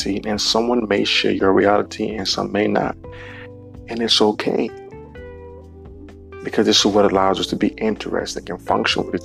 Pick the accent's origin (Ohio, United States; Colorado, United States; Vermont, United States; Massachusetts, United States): Ohio, United States; Cleveland; in my hometown, Cleveland